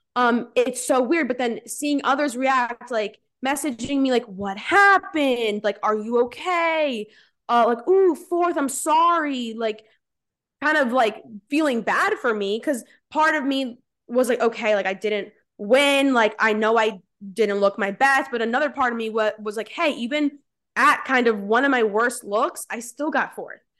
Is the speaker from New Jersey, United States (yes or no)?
yes; New Jersey, United States; I'm from Central Jersey, born and raised